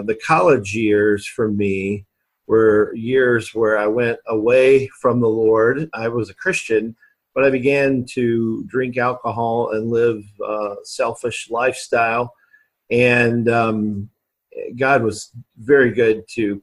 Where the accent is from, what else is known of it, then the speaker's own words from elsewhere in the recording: Alabama, United States; also born or lived in Kentucky; now in Indianapolis, United States; I was born in Kentucky, and then lived really most of my life in Alabama. So I'm kind of an Alabama guy, really